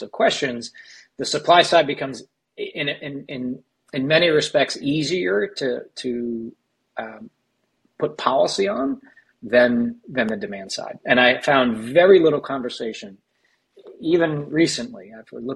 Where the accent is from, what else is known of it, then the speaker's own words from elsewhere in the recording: United States; accent: American; by the accent as an American